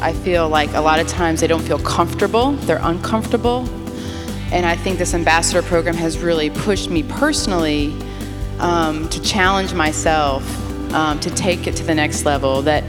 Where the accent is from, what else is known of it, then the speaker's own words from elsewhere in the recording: Chicago, Illinois, United States; moved away as an adult; now in Southern United States; I'm from the South Side of Chicago. I'm from the North, moving to the South.